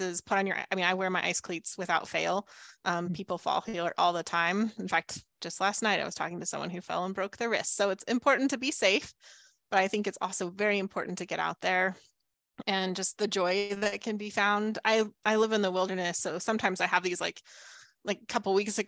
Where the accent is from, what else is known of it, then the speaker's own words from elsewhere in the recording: the Southwest desert, United States; moved away; I grew up in the Southwest desert.